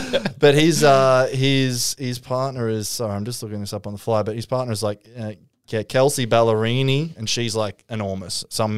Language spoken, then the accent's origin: English; Caboolture, Queensland, Australia; I'm from Caboolture too.